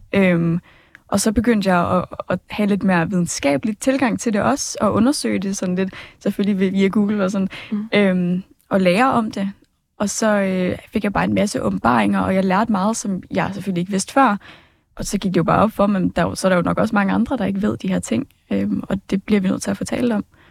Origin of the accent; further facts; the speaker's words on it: Smørum, Capital Region of Denmark, Denmark; jeg kommer fra Smørmag